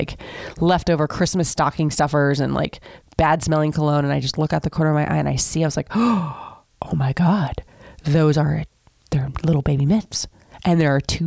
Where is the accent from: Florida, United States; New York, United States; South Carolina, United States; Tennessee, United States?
Florida, United States; Seminole; I grew up in Seminole, Florida, very, very small town